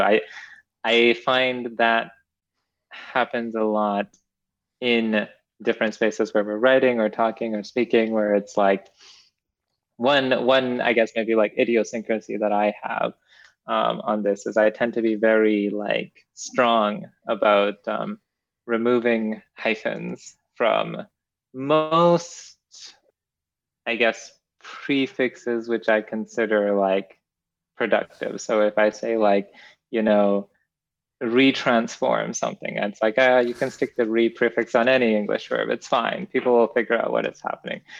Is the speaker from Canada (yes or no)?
yes; Edmonton, Alberta, Canada; moved away as an adult; also born or lived in Kenya; now in United States; I was born in Kenya, and then I moved to Canada at a very young age, and I now live in the United States